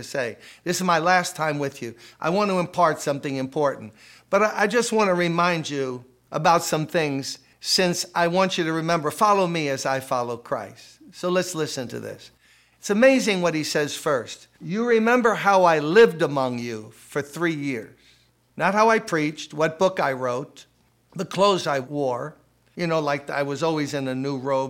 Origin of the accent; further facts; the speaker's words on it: New York City, New York, United States; When I was a kid growing up in Brooklyn, playing stickball, basketball